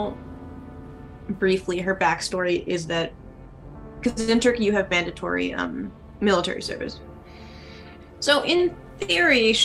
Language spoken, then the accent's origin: English; Canada; I'm Canadian